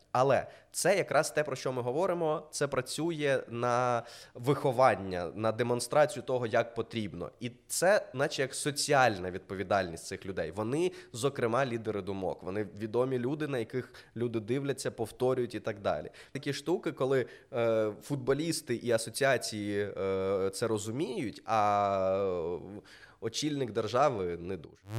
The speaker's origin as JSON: {"language": "Ukrainian", "town": "Mykolaiv", "region": "Mykolaiv Oblast", "country": "Ukraine", "said": "я з Миколаєва"}